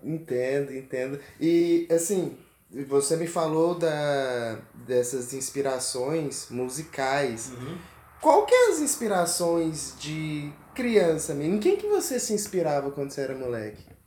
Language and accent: Portuguese; Araçoiaba, Pernambuco, Brazil; moved away as an adult; also born or lived in Recife / Mineiros, Goiás / Jataí, Goiás; now in Goiás, Brazil; eu sou pernambucano, goiano de coração, eu sou de Recife, Pernambuco, cara, e vim pra Goiás ali finalzinho de 2010